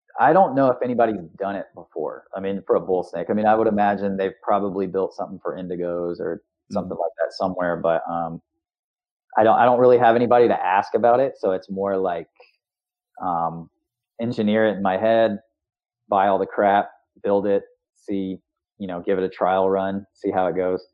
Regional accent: Florida, United States; as a kid, I grew up in Florida

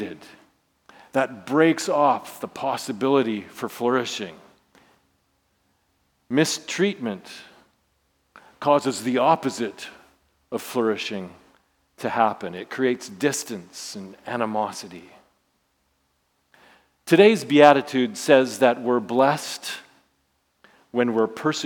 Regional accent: Saskatchewan, Canada; I grew up in Saskatchewan, so you know I'm part of Rider Nation

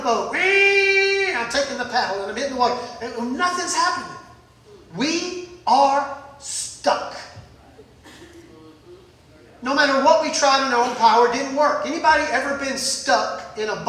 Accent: Mississippi, United States; now in Ponca City, United States; I grew up in Mississippi

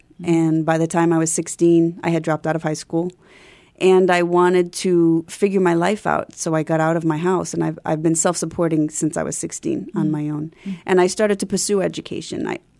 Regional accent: New York City, New York, United States; born there; So I was born in New York City, in Queens, but my family moved a lot.

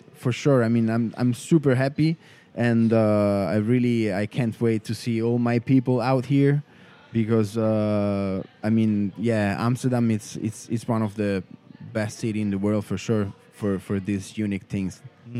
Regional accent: Rome area, Lazio, Italy; born in Italy, in Rome, and uh, I grew up, um, you know, like um, 40 kilometers outside uh, from the from the city

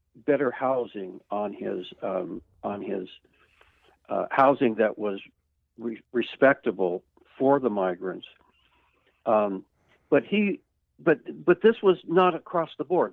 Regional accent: California, United States; I grew up in California

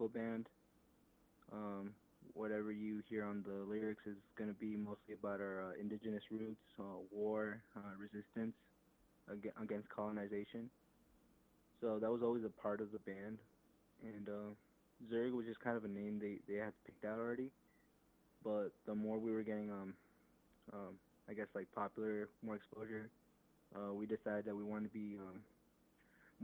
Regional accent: Phoenix, Arizona, United States; I'm from Phoenix, Arizona

